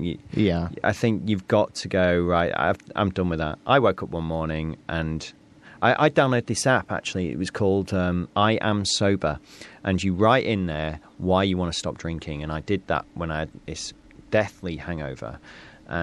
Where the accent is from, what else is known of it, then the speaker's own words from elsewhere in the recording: North East Lincolnshire, Yorkshire and the Humber, United Kingdom; I come from Northeast Lincolnshire